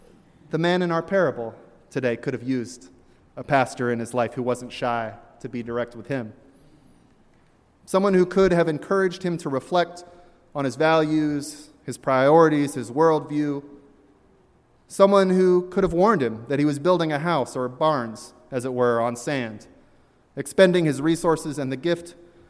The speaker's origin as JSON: {"language": "English", "region": "Virginia", "country": "United States", "tie": "born there", "also_born_or_lived": "Deep South", "said": "though I was born in Virginia and lived much of my life in the Deep South, I have also spent good time in Poughkeepsie and Hartford and Boston."}